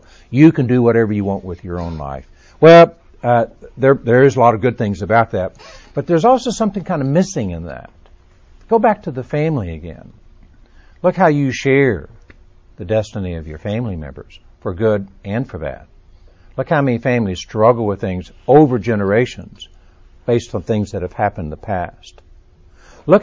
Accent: Texas, United States; now in Birmingham, United States; I was born and raised in Texas. I'm a child of the South. I live in Birmingham

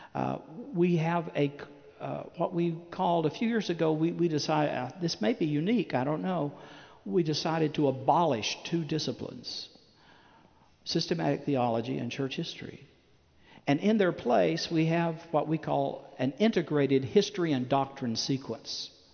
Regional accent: Chattanooga, Tennessee, United States; I, am from Chattanooga, Tennessee. That's my hometown.

